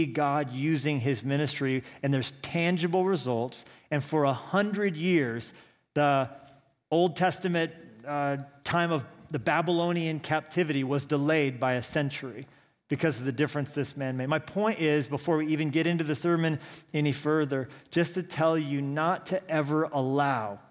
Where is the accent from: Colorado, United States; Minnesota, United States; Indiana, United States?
Colorado, United States; Colorado Springs; also born or lived in Pueblo, Colorado; I grew up in Colorado Springs, but I was actually born in Pueblo, Colorado